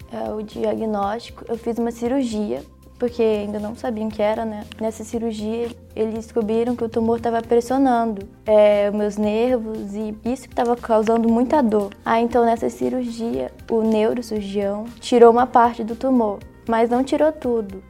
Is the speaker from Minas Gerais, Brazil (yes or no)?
yes; Minas Gerais, Brazil; also born or lived in Pará / Manaus; eu sou paraense e com 3 anos eu vim morar aqui em Minas, mas com 11 anos de idade eu fui morar em Manaus